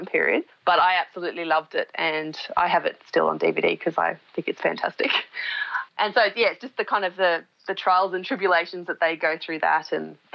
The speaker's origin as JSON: {"language": "English", "region": "Queensland", "country": "Australia", "also_born_or_lived": "Central Australia", "moved": "as an adult", "lives_now": "Victoria, Australia", "said": "I'm originally from Queensland, which is a more tropical part of Australia"}